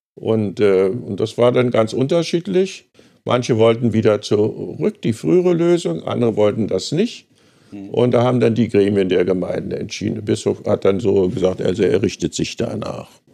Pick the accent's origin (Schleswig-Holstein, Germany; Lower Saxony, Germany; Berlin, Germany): Berlin, Germany; meine Heimatgemeinde zum Beispiel Frohnau